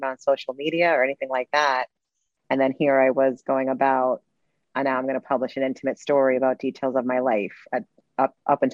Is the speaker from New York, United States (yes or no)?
yes; New York City, New York, United States; I'm Latin American, born in Brooklyn, New York. My background is from Puerto Rico, Mexico, and Cuba